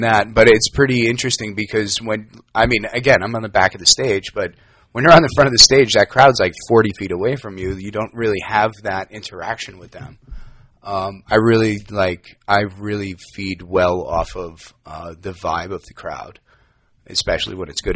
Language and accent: English; New York, United States; moved away as an adult; now in Los Angeles, United States; I am from New York, born and raised